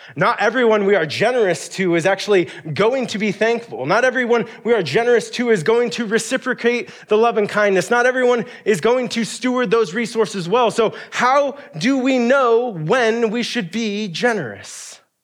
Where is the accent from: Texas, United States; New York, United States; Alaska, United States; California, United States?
Alaska, United States; being a kid growing up in Alaska